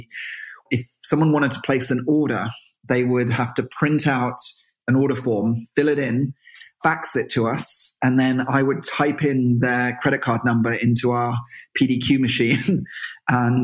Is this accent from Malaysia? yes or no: no; Marlow, South East England, United Kingdom; moved away as an adult; also born or lived in Birmingham / London; now in Galway, Ireland; I grew up in a little town outside of London called Marlow, which is on the River Thames.